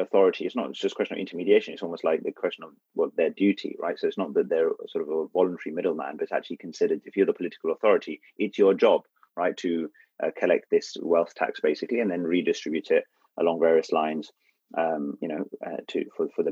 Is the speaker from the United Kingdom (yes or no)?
yes; United Kingdom; We are British